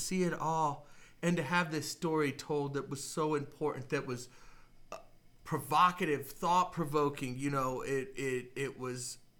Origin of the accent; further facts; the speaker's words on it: United States; as a black male living in America, growing up in America